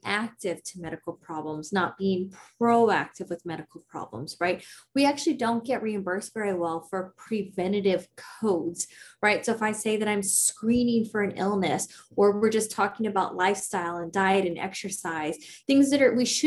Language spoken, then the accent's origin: English; Prosper, Texas, United States; I grew up in a small little town called Prosper